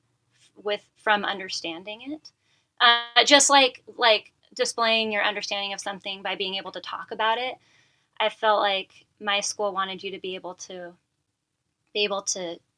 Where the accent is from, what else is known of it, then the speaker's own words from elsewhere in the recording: Medford, Oregon, United States; now in Bend, United States; So I'm a native Oregonian. I was born and raised in Medford, Oregon, in the Rogue Valley